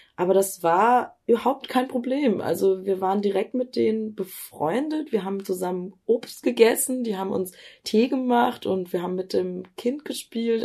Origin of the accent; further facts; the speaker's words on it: Germany; ich bin in Deutschland geboren